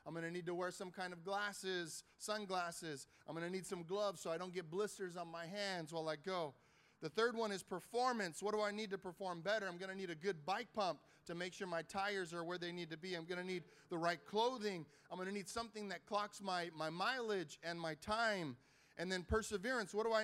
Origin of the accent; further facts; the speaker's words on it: Carson, California, United States; I grew up in Carson, right here down the street.